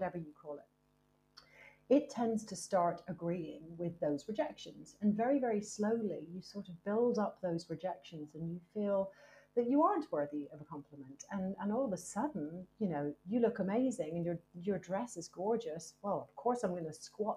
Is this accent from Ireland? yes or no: yes; Ireland; also born or lived in United States; now in United Kingdom; I'm Irish and I've lived in the UK for a very long time. I also lived in America for a long time as well.